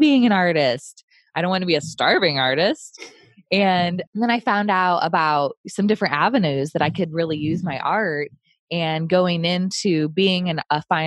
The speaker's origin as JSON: {"language": "English", "region": "Midwest", "country": "United States", "tie": "born or raised there", "moved": "as an adult", "lives_now": "San Diego, United States", "said": "I grew up in the Midwest"}